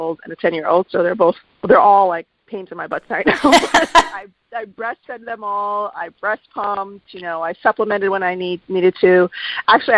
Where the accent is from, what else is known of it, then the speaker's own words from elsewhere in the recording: New York, United States; also born or lived in Miami, Florida; I'm a New Yorker